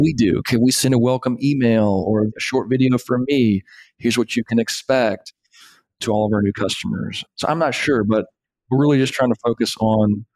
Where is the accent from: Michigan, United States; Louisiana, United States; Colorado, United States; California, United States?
Louisiana, United States; Shreveport; That puts us up maybe to Shreveport, where I'm from